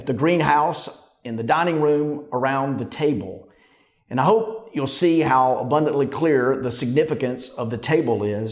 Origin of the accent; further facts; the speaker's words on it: Pampa, Texas, United States; moved away; also born or lived in Fayetteville, Arkansas; only lived there for less than a year, so I have no memories there. But as a boy, after that, we moved to Pampa, Texas